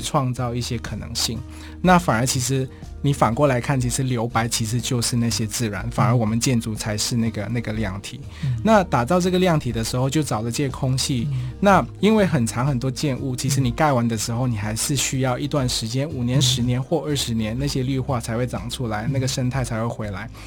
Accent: Malaysia; now in Taiwan; 我是马来西亚人，但是在台湾好像又不是外国人，因为看起来就跟台湾人长得一模一样

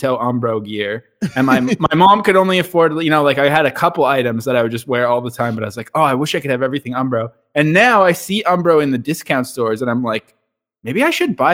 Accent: Canada; also born or lived in Scotland; I was born in Canada, then we lived in Scotland for like 5 years when I was a little kid. Then we moved back to Canada.

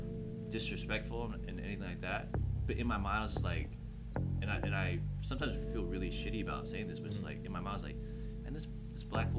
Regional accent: San Jose, California, United States; I'm from the Bay, first and foremost, where it's, like, insanely diverse.

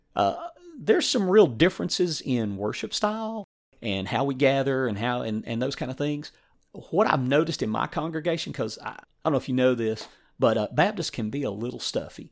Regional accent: East Tennessee, United States; I grew up in East Tennessee

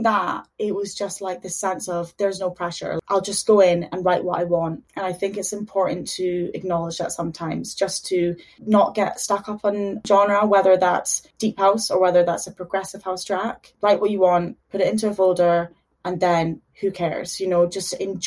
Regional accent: Dundee, Scotland, United Kingdom; moved away as an adult; also born or lived in Houston, Texas, United States / Liverpool, United Kingdom; now in London, United Kingdom; moved to Scotland when I was 6, I think. And yeah, been in Dundee ever since

